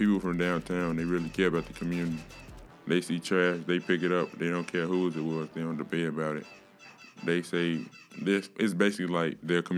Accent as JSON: {"language": "English", "town": "Chicago", "region": "Illinois", "country": "United States", "said": "I'm from East Garfield Park. I'm 18 years old"}